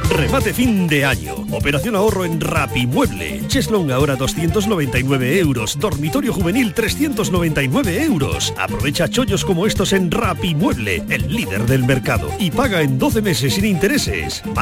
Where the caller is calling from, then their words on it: Seville, Andalusia, Spain; de de Sevilla.